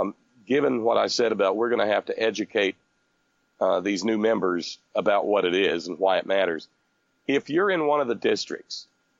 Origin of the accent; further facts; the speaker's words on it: United States; Well, I care about it because I'm an American and the people that are being killed in Appalachia are Americans